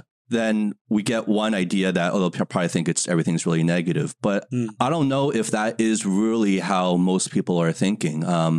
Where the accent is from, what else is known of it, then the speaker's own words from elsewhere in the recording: United States; also born or lived in New York / Los Angeles; now in Shanghai, China; I grew up in the States. Mm-hmm. And I've been in Shanghai for the last 15 years.